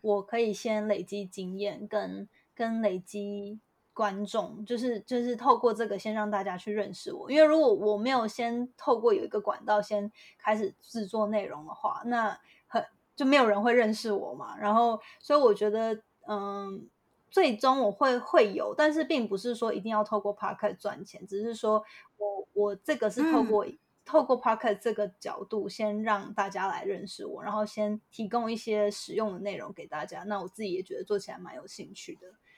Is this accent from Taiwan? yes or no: yes; Hualien, Hualien County, Taiwan; moved away as an adult; now in San Francisco, United States; 我是台湾，台湾就是土生土长的花莲人